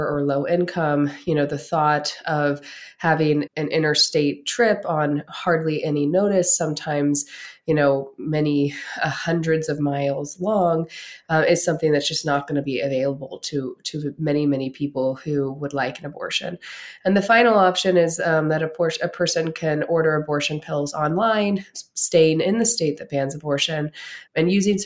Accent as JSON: {"language": "English", "region": "Pennsylvania", "country": "United States", "said": "my home state, Pennsylvania"}